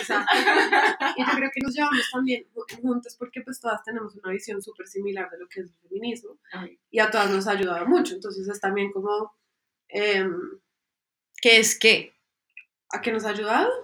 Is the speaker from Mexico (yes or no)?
no; Colombia; nos falta mucho como colombianos